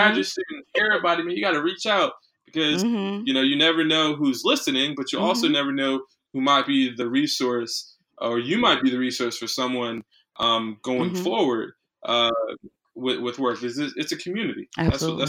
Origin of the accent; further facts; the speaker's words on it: Palm Beach County, Florida, United States; I'm from Palm Beach County.